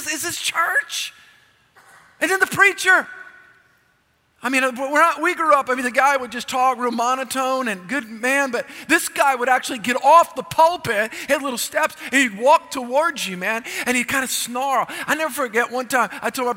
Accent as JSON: {"language": "English", "region": "South Louisiana", "country": "United States", "tie": "born or raised there", "said": "I was raised in South Louisiana"}